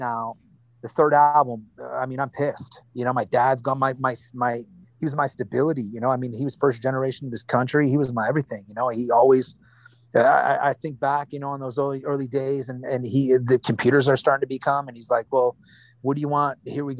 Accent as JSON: {"language": "English", "region": "Wisconsin", "country": "United States", "tie": "born or raised there", "said": "You know, look, we grew up in Wisconsin. Wisconsin, how mad can we be, man?"}